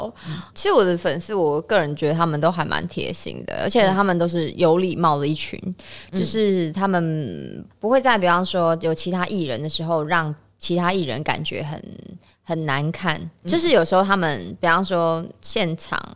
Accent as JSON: {"language": "Chinese", "region": "Kaohsiung", "country": "Taiwan", "moved": "yes", "said": "那我已经那么难得回高雄一趟"}